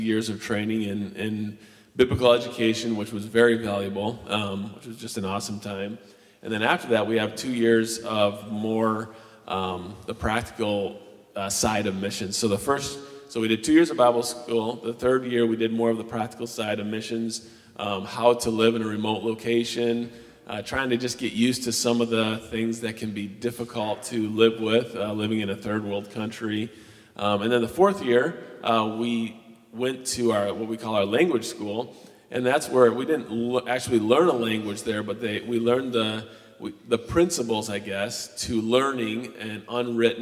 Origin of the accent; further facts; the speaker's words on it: Michigan, United States; moved away; born and raised in Michigan